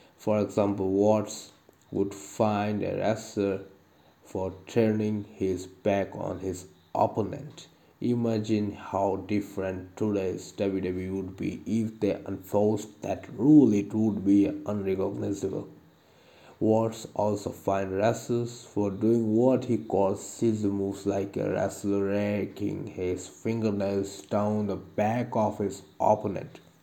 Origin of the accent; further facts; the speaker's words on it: India; I am from India